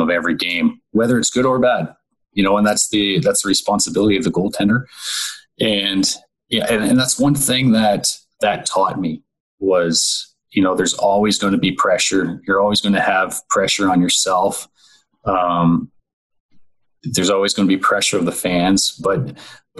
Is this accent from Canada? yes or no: yes; Owen Sound, Ontario, Canada; I was able to spend 4 years playing in Owen Sound in my hometown